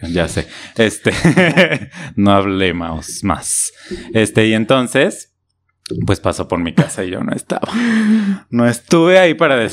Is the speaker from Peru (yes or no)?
no; Mexico